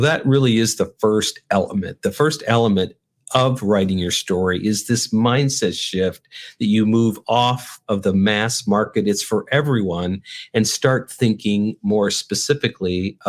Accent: North Dakota, United States; now in Chicago, United States; When I moved from North Dakota to Chicago, I grew up in North Dakota. You probably don't even know anybody that grew up in North Dakota.

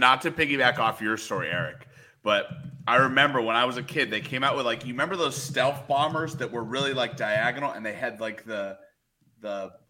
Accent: Colorado, United States; growing up in the West, the world stopped at Chicago or Kansas City.

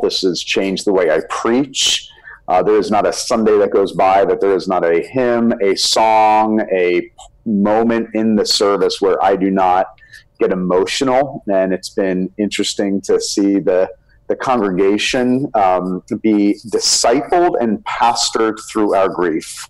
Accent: South Florida, United States; also born or lived in Birmingham, Alabama; we grew up here in South Florida

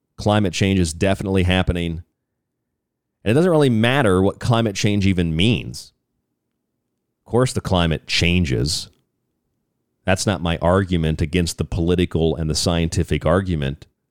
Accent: Florida, United States; moved away; also born or lived in Arizona; my home state of Florida

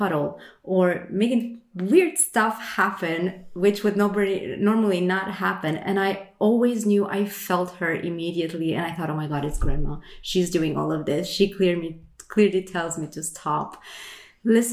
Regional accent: Romania; now in Sweden; I am from Romania, but I live in Sweden

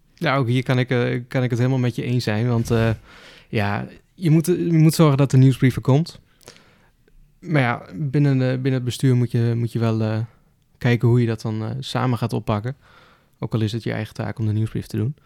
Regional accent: Gramsbergen, Overijssel, Netherlands; ik kom uit Gramsbergen. Het is een, klein stadje

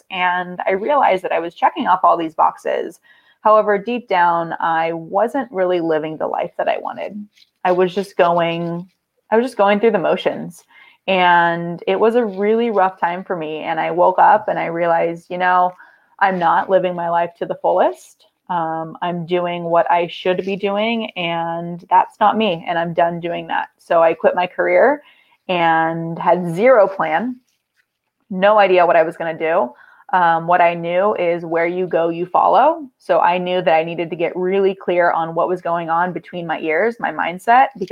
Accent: San Diego, California, United States; I am from San Diego, born and raised from sunny San Diego, California

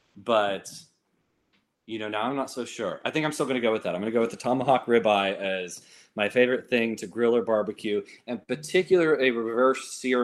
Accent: Georgia, United States; also born or lived in Florida; I would say I'm mostly from Georgia. People don't always agree with me because I don't sound like I'm from Georgia. I was born in Florida, first 9 years in Florida, and so that's where I developed a lot of my accent from.

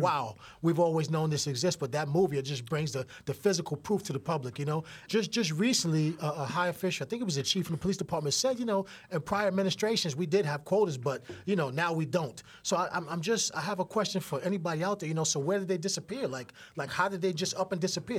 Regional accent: New York City, New York, United States; I grew up literally right near Yankee Stadium, one hundred seventeen Grand Concourse

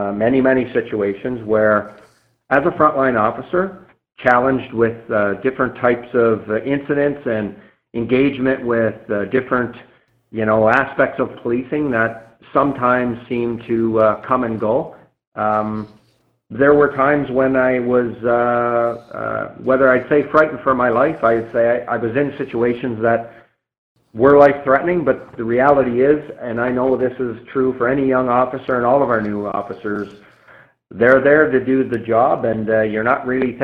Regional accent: Nova Scotia, Canada; moved away as an adult; I grew up in Nova Scotia

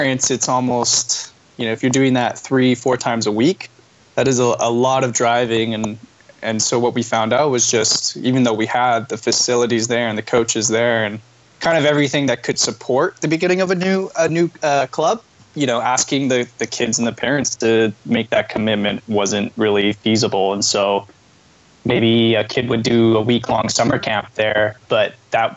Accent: Calgary, Alberta, Canada; also born or lived in Canmore, Alberta; Born and raised in Calgary, Alberta

